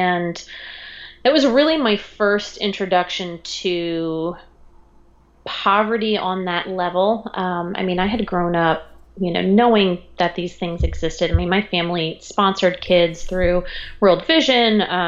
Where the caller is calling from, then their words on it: Raleigh, North Carolina, United States; I am in Raleigh, North Carolina.